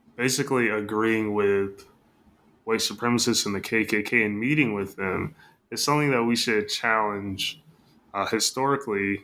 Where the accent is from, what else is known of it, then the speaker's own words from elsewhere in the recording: Michigan, United States; moved away; I'm from Michigan, so grew up in the Midwest